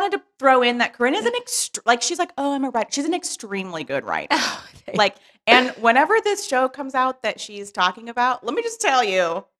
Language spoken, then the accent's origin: English; St. Helena, California, United States; now in Los Angeles, United States; I'm from the Bay Area, from a very tiny, tiny town in Napa Valley called St. Helena. Real small.